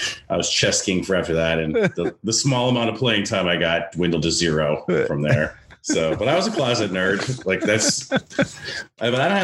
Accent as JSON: {"language": "English", "region": "North Dakota", "country": "United States", "tie": "born or raised there", "also_born_or_lived": "Los Angeles, United States", "moved": "yes", "lives_now": "Virginia Beach, United States", "said": "I grew up in North Dakota"}